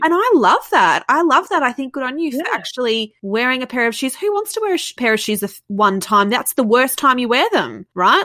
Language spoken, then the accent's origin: English; Melbourne, Victoria, Australia; Yes, and I love being from Melbourne. I really love being from Melbourne